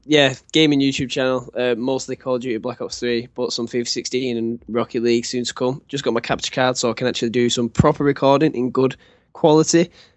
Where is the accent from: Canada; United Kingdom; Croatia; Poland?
United Kingdom; Manchester, North West England; Like, I'm from Manchester, and it's a pretty good city to go out